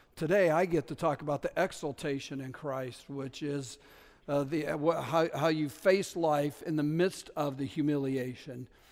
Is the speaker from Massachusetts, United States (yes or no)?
no; New Haven, Connecticut, United States; I'm from New Haven